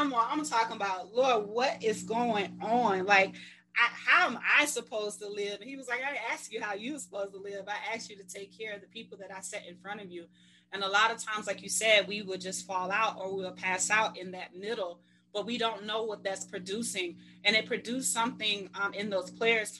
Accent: Mississippi, United States; I'm from Mississippi, so, you know, old school

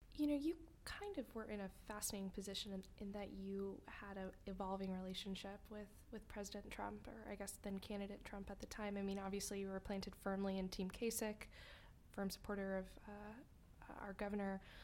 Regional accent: Texas, United States; moved away; I grew up in Texas

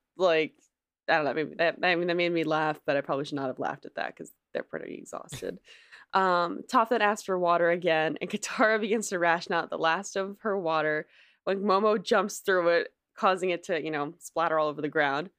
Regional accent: New Jersey, United States; I'm from New Jersey, which is like, you know, the shore, you know, literally Jersey shore

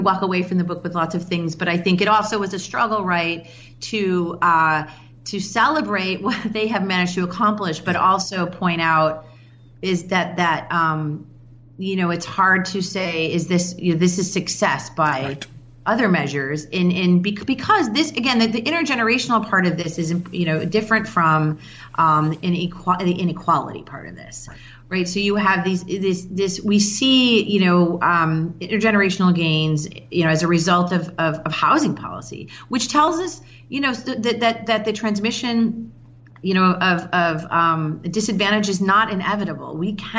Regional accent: Chicago, Illinois, United States; now in Baltimore, United States; I'm from Chicago originally

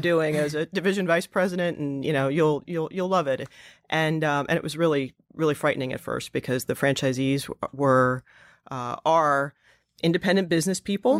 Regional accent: New Jersey, United States; moved away; also born or lived in Pennsylvania / Russia / upstate New York; I'm from New Jersey, so I moved back in with my parents

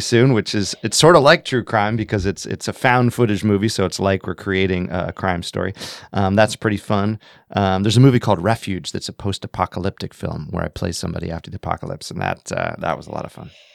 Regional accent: Montana, United States; moved away as an adult; also born or lived in Massachusetts / New York City; now in Los Angeles, United States; I was born and raised in Montana

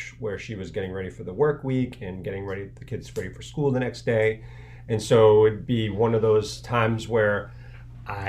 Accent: Needham, Massachusetts, United States; I live in Needham with my family here. I grew up in Needham, so I really, spread my wings.

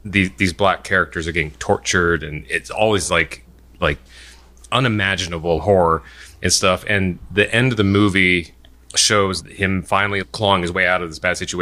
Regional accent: United States; I'm Korean American

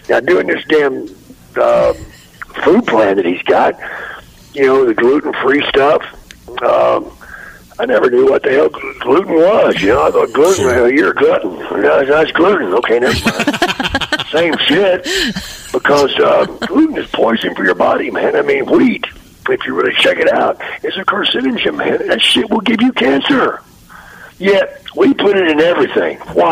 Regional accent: Texas, United States; moved away; my hometown back in Texas

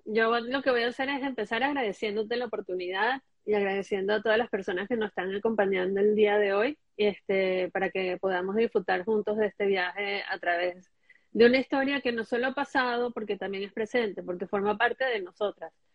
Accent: Caracas, Capital District, Venezuela; cuando yo nací, ellos ya vivían en el Parque Residencial San Bernardino

